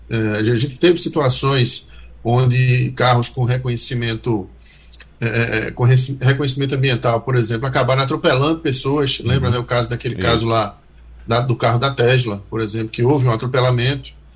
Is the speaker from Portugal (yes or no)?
no; Northeast Region, Brazil; a gente aqui do Nordeste né, tem essa, essa, essa gíria de rapaz